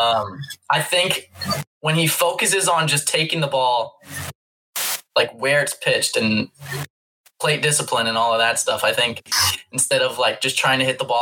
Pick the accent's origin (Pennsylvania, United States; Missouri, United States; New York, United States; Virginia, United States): Missouri, United States; St. Louis; St. Louis, maybe this is just like my hometown bias